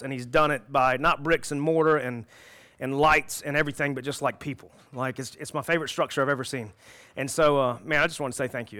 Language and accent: English; South Carolina, United States; I was born in South Carolina